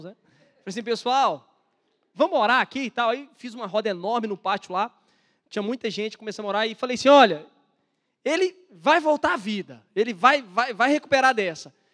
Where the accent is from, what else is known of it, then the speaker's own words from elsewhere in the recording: Belo Horizonte, Minas Gerais, Brazil; eu sou de Belo Horizonte